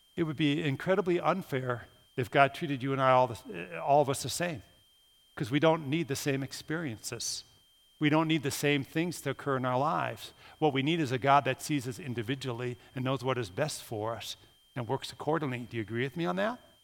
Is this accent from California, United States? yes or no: no; Minnesota, United States; moved away; I'm from Minnesota